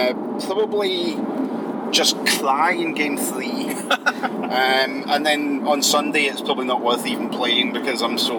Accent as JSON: {"language": "English", "region": "Scotland", "country": "United Kingdom"}